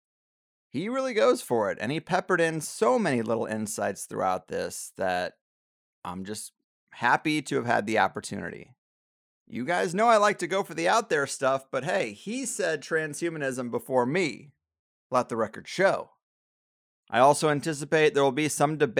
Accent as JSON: {"language": "English", "town": "St. Louis", "region": "Missouri", "country": "United States", "said": "I'm actually from St. Louis"}